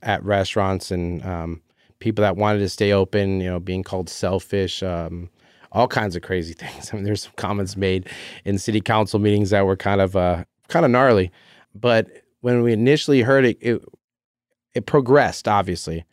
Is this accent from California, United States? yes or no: yes; Carlsbad, California, United States; I'm a Carlsbad kid